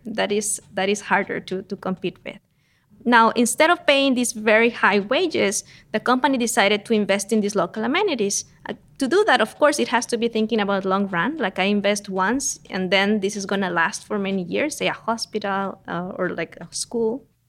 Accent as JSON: {"language": "English", "region": "San José", "country": "Costa Rica", "tie": "born or raised there", "moved": "as an adult", "lives_now": "United States", "said": "I am Costa Rican. I grew up in San Jose, that is uh, the capital of Costa"}